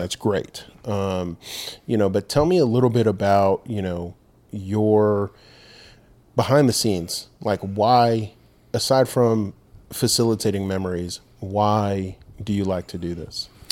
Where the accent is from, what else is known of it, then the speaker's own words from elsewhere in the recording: Rancho Cucamonga, California, United States; moved away as an adult; now in Dothan, United States; we grew up in Rancho Cucamonga, California